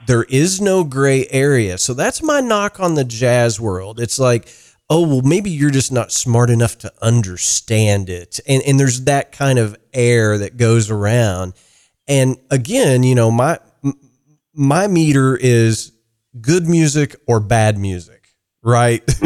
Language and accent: English; Ireland; I'm an Irish guy